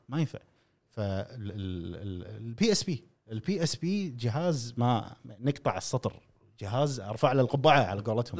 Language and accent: Arabic; Kuwait; عندنا في الخليج، نتكلم، وتحديداً في الكويت